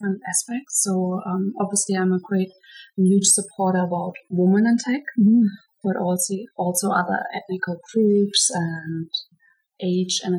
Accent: Germany; English is a second language; moved away as an adult; also born or lived in South America; now in Vancouver, Canada; I'm originally from Germany, but I left Germany 8 years ago.

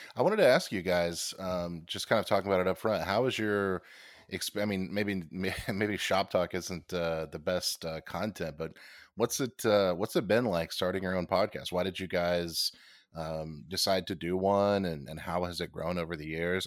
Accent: United States; I am an American

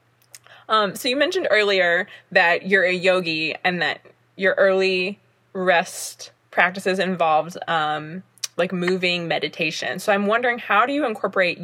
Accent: the South, United States; I'm from the South as well

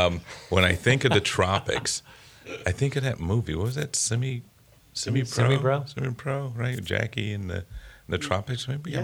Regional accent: St. Petersburg, Florida, United States; I'm from St. Petersburg

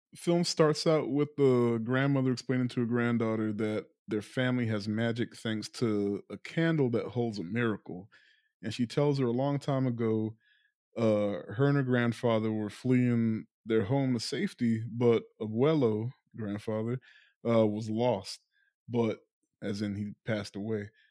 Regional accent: Guyana; I'm not Latino or Hispanic, but, like, I'm from South America, which isn't saying much because Guyana gets lumped in with the Caribbean

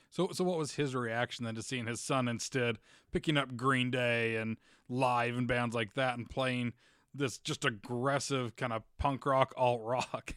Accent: Utah, United States; I grew up in Utah

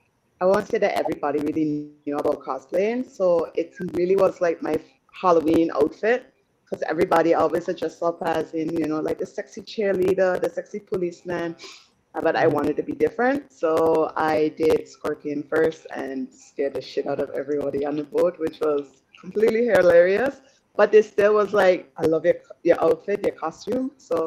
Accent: British Virgin Islands; From the British Virgin Islands.

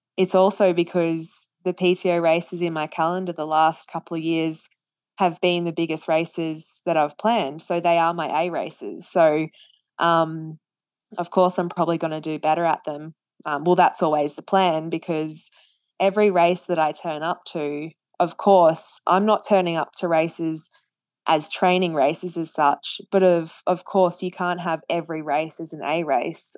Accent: Australia; as an Australian

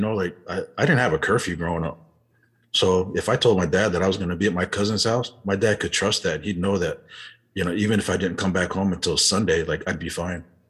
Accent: Euless, Texas, United States; also born or lived in Utah; growing up in Euless, you know, we actually lived in these uh, low income apartments

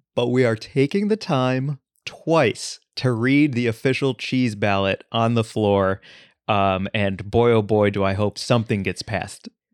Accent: St. Louis, Missouri, United States; moved away; I grew up in Saint Louis, Missouri

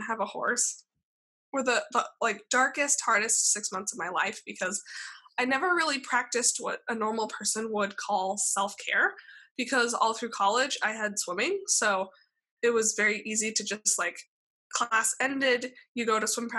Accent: Alaska, United States; now in California, United States; growing up in Alaska

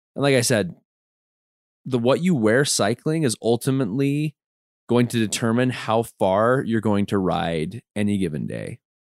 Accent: Utah, United States; we grew up in Utah, we grew up in scouts

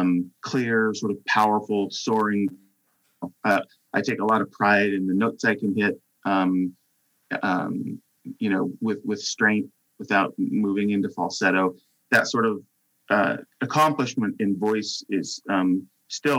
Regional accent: Salt Lake City, Utah, United States; moved away as an adult; now in Seattle, United States; I grew up in Salt Lake City, Utah.

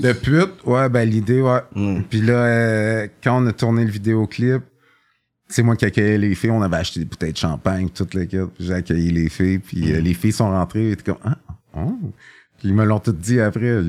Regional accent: Montreal, Quebec, Canada; also born or lived in Vaudreuil; j'ai grandi à Montréal-Nord.

